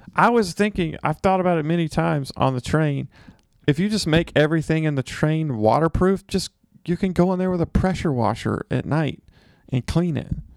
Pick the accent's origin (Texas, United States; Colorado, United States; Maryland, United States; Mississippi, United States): Mississippi, United States; moved away; also born or lived in San Francisco / New York; I'm from Mississippi.